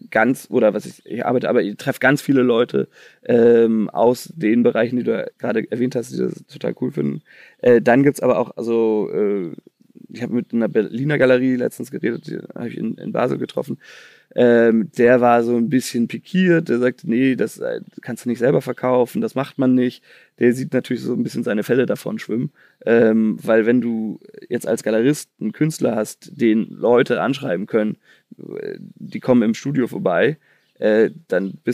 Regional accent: Chicago, Illinois, United States; weil ich komme irgendwie aus Chicago.

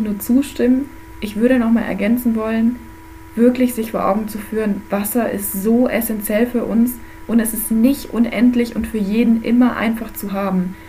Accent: Germany; bei uns in Deutschland

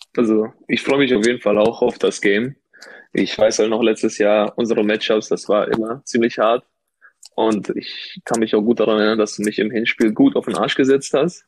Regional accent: Ruhr area, North Rhine-Westphalia, Germany; ich bin ja kein gebürtiger äh, Rheinländer. Ich bin ja aus dem Ruhrgebiet

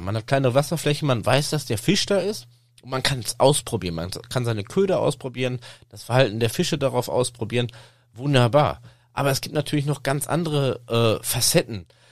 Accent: Sauerland, North Rhine-Westphalia, Germany; über das Sauerland, über meine Heimat

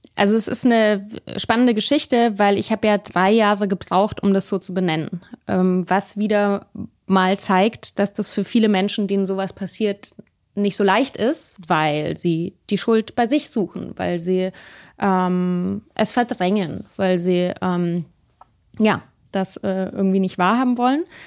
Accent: Munich, Bavaria, Germany; moved away; also born or lived in Berlin; ich bin ja in München aufgewachsen

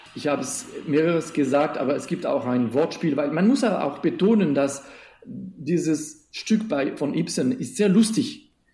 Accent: Switzerland; Ich komme aus der Schweiz

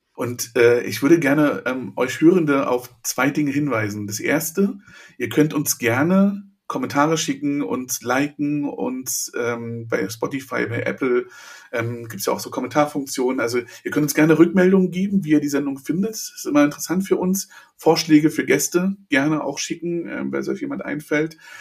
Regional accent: Berlin, Germany; Ich bin in Berlin geboren, aber die ganze Familie war in der Prignitz.

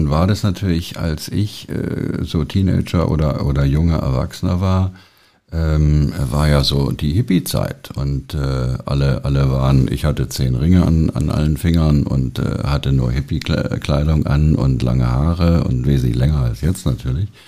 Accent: Hesse, Germany; also born or lived in Heidelberg / Münster; now in Berlin, Germany; Ich bin eigentlich Hesse. Ich bin eigentlich bei Frankfurt groß geworden.

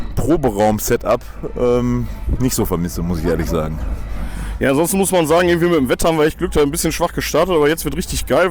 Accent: Ruhr area, North Rhine-Westphalia, Germany; wir kommen auch aus dem Ruhrpott

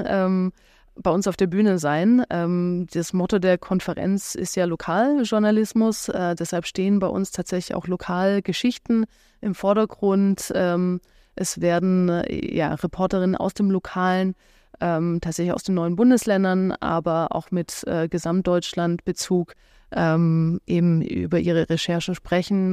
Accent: Stuttgart, Baden-Württemberg, Germany; now in Berlin, Germany; ich komme ja ursprünglich aus Stuttgart

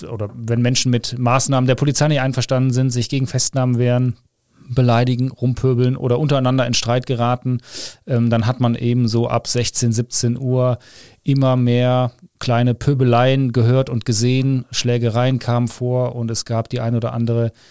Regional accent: Cologne, North Rhine-Westphalia, Germany; Genau, ich bin Kölner

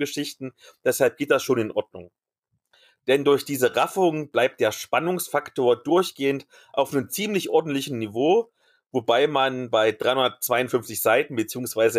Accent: East Germany, Germany; als Ossi-Kind

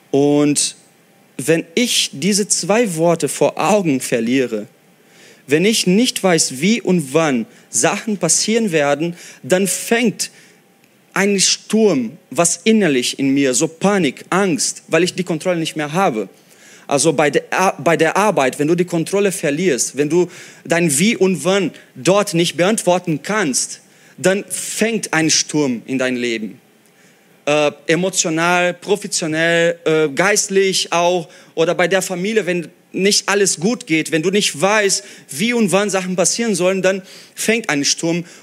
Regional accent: Brazil; German is a second language; Oder wie ich als Brasilianer werde ich das Jahr 2014 Halbfinale Fußball Brasilien gegen Deutschland 7-1 vergessen.

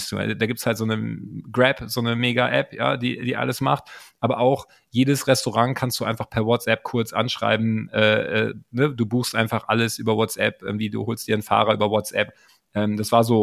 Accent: Berlin, Germany; ich jetzt als Berliner und viele andere Berliner

